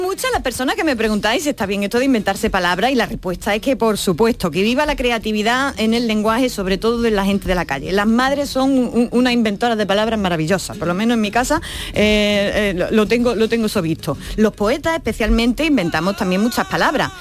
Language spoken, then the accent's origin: Spanish; Andalusia, Spain; nuestra bandera también tiene nombre, arbonaida